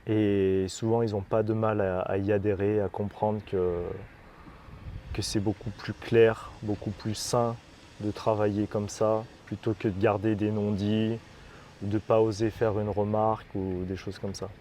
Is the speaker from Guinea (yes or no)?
no; Romans-sur-Isère, Auvergne-Rhône-Alpes, France; moved away as an adult; also born or lived in Montpellier / Grenoble / Lyon / Montélimar; now in Marrakech, Morocco; Je suis de Roman dans la Drôme